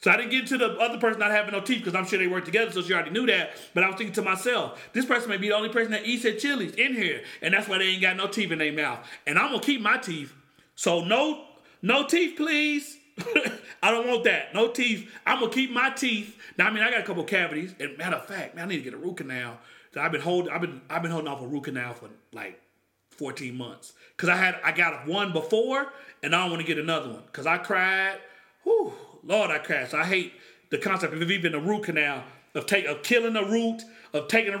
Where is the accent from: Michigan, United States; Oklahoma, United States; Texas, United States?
Oklahoma, United States; I grew up in Oklahoma.